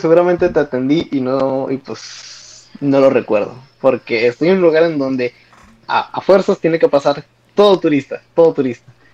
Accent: Zacatecas, Mexico; now in United States; yo nací en Estados Unidos, pero ya crecí toda mi vida

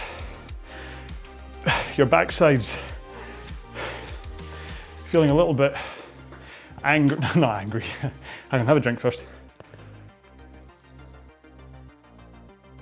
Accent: Scotland, United Kingdom; accent: Scottish; my wee Scottish accent

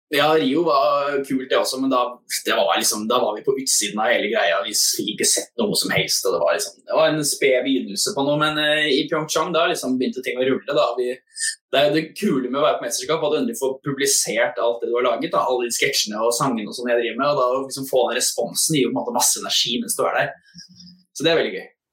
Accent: Asker, Akershus, Norway; i Asker, der jeg vokste opp

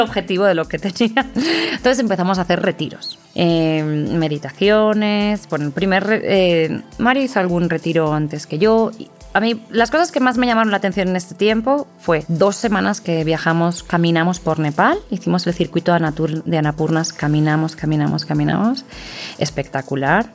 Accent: Valencian-speaking hometown, Valencian Community, Spain; moved away as an adult; now in Mexico; en mi pueblo dicen, pues, si habla valenciano

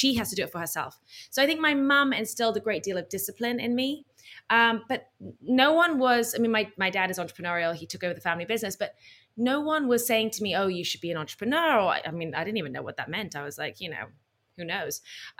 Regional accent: Bahrain; even though I was growing up in Bahrain, I spent every summer and winter in the UK

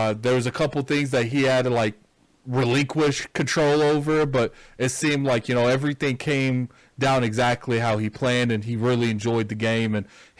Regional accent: United States; I'm American

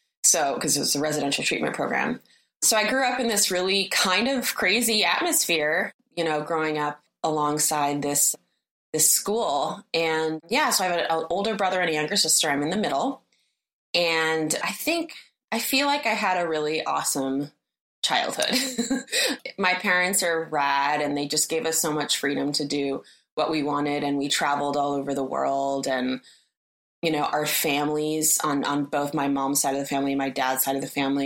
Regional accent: Berkeley, California, United States; I grew up in Berkeley, California, which is, you know, in the Bay Area

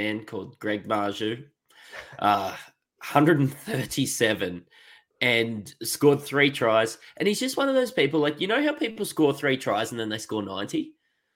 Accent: Queensland, Australia; me as a Queenslander

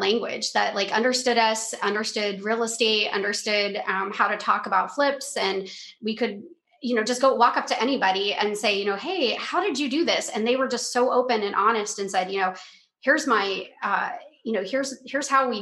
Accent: Denver, Colorado, United States; moved away as an adult; now in Cape Coral, United States; We are originally from Denver, Colorado

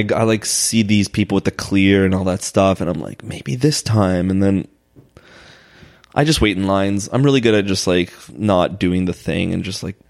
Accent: United States; also born or lived in Los Angeles, United States / Israel; I was born in LA, and then I left when I was 3, and then moved back when I was like 7 or 8.

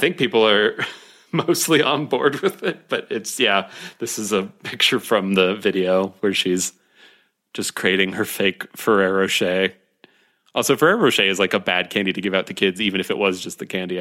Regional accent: Ohio, United States; I'm from Ohio

